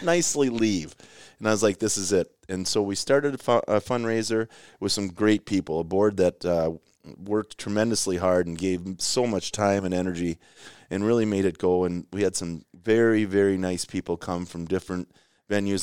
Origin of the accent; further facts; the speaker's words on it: Rochester, Minnesota, United States; I grew up in Rochester